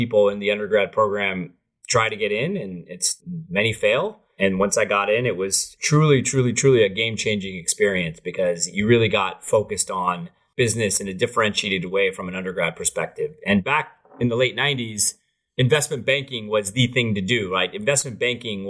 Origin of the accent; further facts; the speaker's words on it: Saratoga, California, United States; also born or lived in Berkeley, California / Mumbai, India; I was born and raised in Saratoga